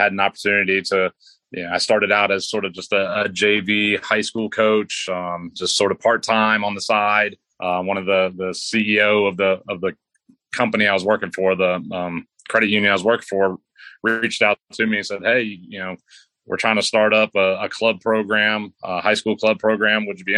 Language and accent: English; United States; moved away as an adult; now in Banner Elk, United States; I grew up right outside Washington, D.C., in the Beltway